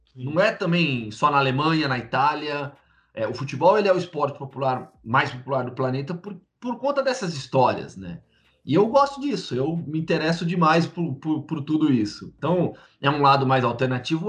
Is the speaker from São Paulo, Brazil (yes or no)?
yes; Campinas, São Paulo, Brazil; also born or lived in Belo Horizonte / São Carlos; eu sou de Campinas porque eu cresci lá, minha vida inteira foi lá é, escola, faculdade